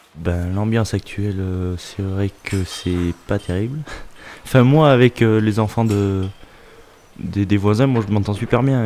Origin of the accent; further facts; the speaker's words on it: Clermont-Ferrand, Auvergne-Rhône-Alpes, France; now in Brion, France; Je suis né à Clermont-Ferrand et j'habite à Brion, commune de campagne.